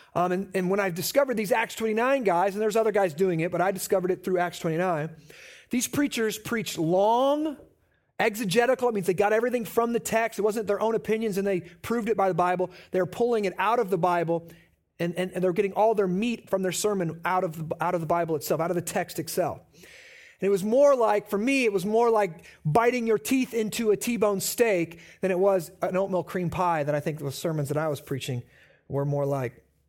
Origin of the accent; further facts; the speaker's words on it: Midwest, United States; moved away as an adult; also born or lived in Omaha; We were born and raised in the Quad Cities